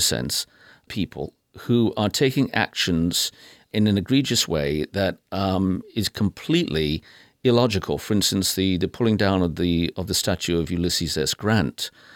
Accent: United Kingdom; now in United States; I'm British by birth and proud of it, but I'm American by choice

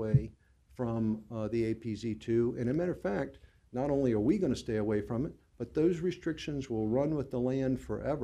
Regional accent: Norfolk, Virginia, United States; I was born and raised on Bayview Boulevard a long, long time ago.

